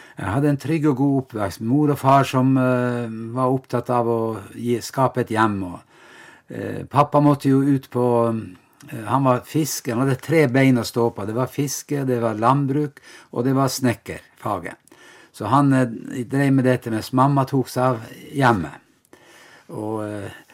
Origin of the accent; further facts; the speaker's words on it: Vestre Jakobselv, Finnmark, Norway; så er jeg jo da fra Vestre Jakobselv, en liten bygd ved Vadsø